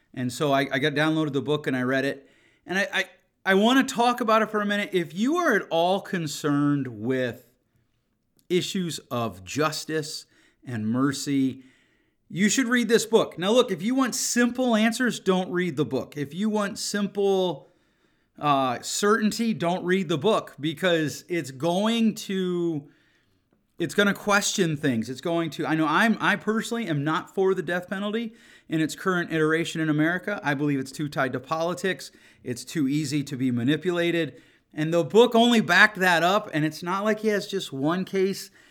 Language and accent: English; Grand Rapids, Michigan, United States; my hometown of Grand Rapids